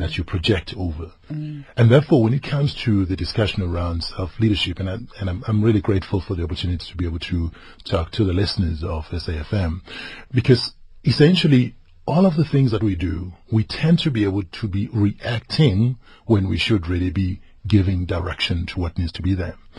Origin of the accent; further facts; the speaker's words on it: northern KwaZulu-Natal, South Africa; I grew up in the village. I am from Mklabia Lingana, northern KwaZulu-Natal.